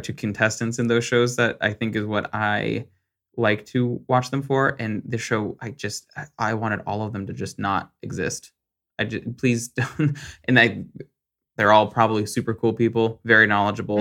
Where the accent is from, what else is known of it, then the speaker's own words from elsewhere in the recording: Arizona, United States; I was raised in Arizona.